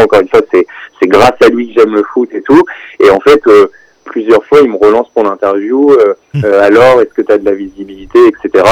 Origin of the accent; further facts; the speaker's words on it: Rouen, Normandy, France; je viens de Rouen